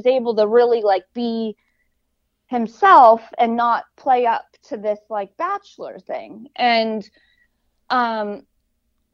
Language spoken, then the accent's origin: English; Los Angeles, California, United States; I came from Hollywood